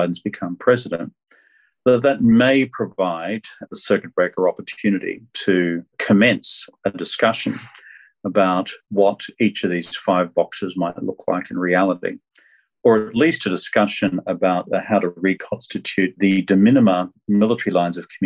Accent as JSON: {"language": "English", "country": "Australia", "said": "I'm from Australia"}